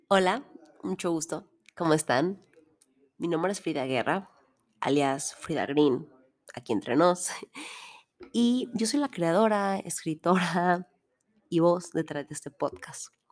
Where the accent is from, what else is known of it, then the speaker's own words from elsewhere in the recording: Mexico; Soy mexicana